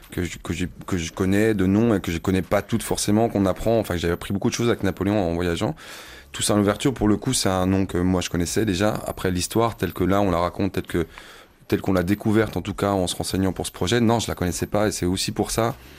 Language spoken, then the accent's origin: French; Besançon, Bourgogne-Franche-Comté, France; je suis originaire de Besançon